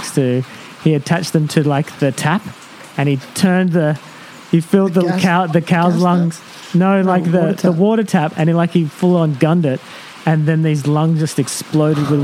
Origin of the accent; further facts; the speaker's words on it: Tamworth, New South Wales, Australia; A place called Tamworth, just on the edge of Tamworth.